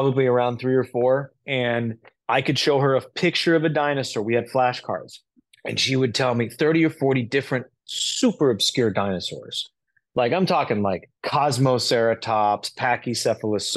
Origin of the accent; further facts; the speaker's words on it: Los Angeles, California, United States; Growing up in Los Angeles, you learn Central American Mexican Spanish